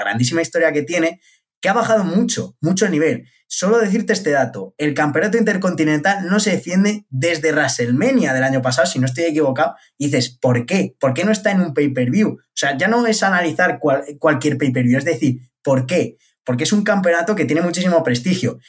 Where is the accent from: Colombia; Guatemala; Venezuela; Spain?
Spain; yo como español